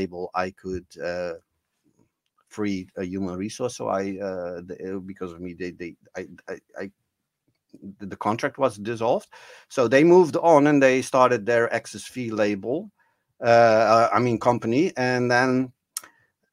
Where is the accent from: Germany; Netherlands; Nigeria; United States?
Netherlands; I'm from Holland